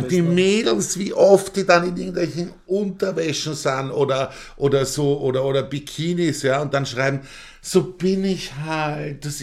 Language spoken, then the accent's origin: German; Austria; Ja, ich kann man da bei uns in Österreich reich werden, ich bin da sehr skeptisch.